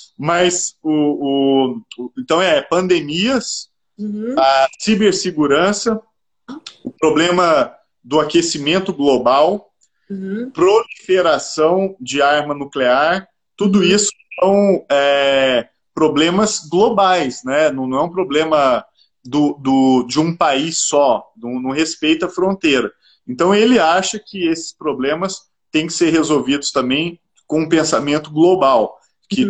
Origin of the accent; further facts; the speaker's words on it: Minas Gerais, Brazil; Eu sou mineiro